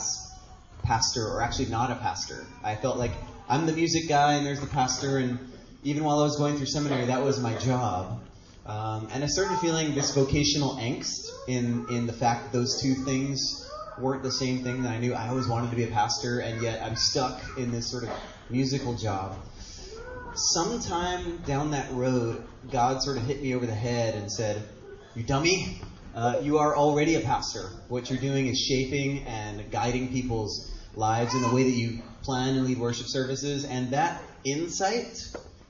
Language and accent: English; Hawaii, United States; Born and raised in Hawaii